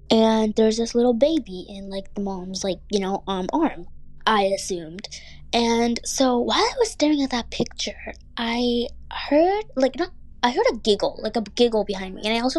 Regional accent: Bangladesh; born there; I went to my home country of Bangladesh, where I was born, to visit family, since I do have family there.

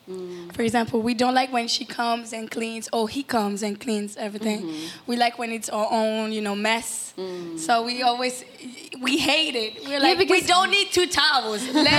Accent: Paris, Île-de-France, France; We grew up mostly in Paris, but we were going to Cuba all the time. We still go. So it's like home.

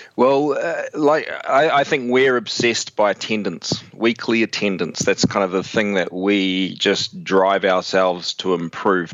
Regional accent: New Zealand; I'm from New Zealand, so if I sound funny, it's the New Zealand thing going on

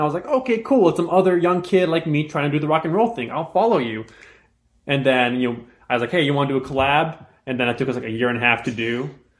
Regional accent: Southern California, United States; moved away as an adult; now in Nashville, United States; I'm from SoCal.

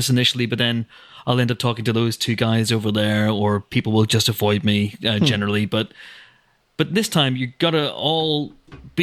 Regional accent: Northern Ireland, United Kingdom; being British and being from Northern Ireland

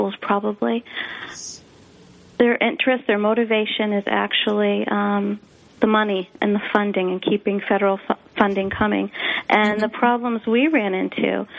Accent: Springfield, Massachusetts, United States; I was raised in Springfield, Massachusetts

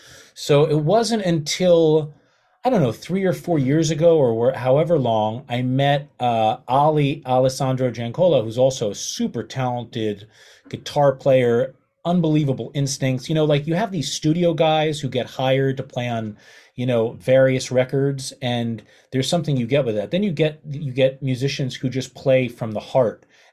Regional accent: New York City, New York, United States; also born or lived in Madison, Wisconsin; I grew up in New York City, went to school here

